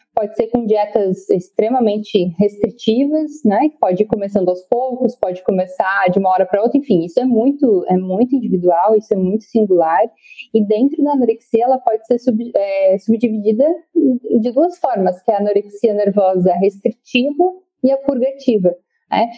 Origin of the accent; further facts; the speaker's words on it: Rio Grande do Sul, Brazil; moved away as an adult; now in Florianópolis, Brazil; sou gaúcha, mas vim aqui para Florianópolis fazer a, a faculdade e estou aqui desde então